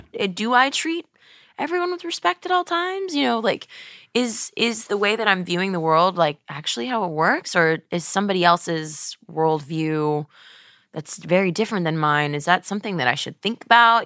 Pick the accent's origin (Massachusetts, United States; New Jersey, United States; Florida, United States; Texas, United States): Texas, United States; Webster; moved away; my hometown of, you know, Webster, Texas